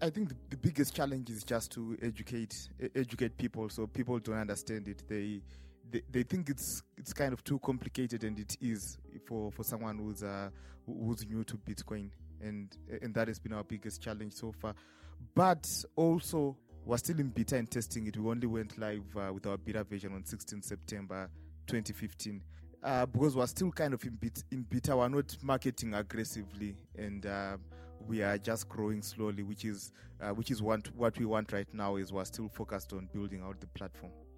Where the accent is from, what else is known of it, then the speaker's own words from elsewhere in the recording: Harare, Zimbabwe; I'm from Harare, Zimbabwe.